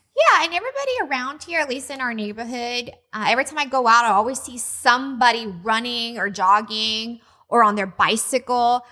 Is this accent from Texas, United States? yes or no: yes; Texas, United States; moved away as an adult; now in Hawaii, United States; we came from Texas